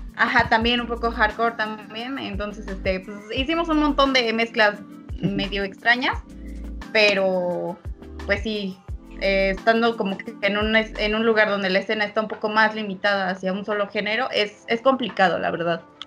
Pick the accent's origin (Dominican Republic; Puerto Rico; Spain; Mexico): Mexico; State of Mexico; now in Zumpango, Mexico; nosotros somos del Estado de México